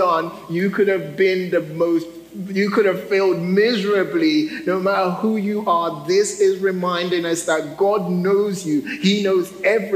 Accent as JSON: {"language": "English", "country": "United Kingdom", "said": "I'm a Brit"}